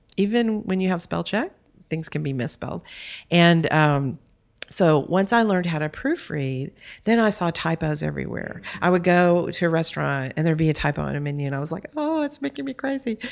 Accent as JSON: {"language": "English", "region": "Texas", "country": "United States", "said": "I'm from Texas"}